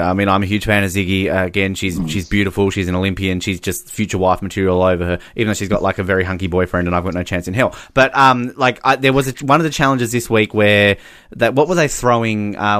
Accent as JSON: {"language": "English", "town": "Hobart", "region": "Tasmania", "country": "Australia", "said": "I'm from Hobart, so again, I can bag out shitty cities because I live in one."}